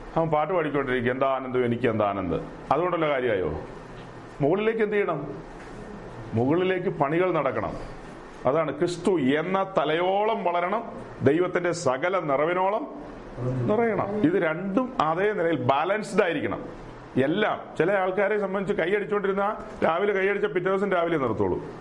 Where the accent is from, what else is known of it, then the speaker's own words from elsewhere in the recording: Perumbavoor, Kerala, India; ഞങ്ങളുടെ നാട്ടിൽ പെരുമ്പാവൂരിലുള്ള